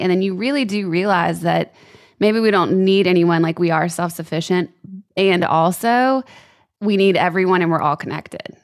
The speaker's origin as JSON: {"language": "English", "region": "Louisiana", "country": "United States", "said": "I'm from Louisiana, so we have hurricanes and floods"}